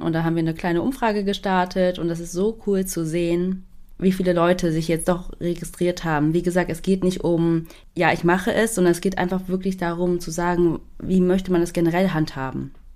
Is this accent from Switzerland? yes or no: no; Germany; als Deutsche